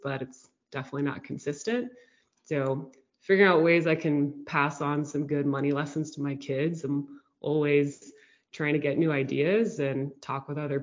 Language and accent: English; Houston, Texas, United States; We grew up in Houston, Texas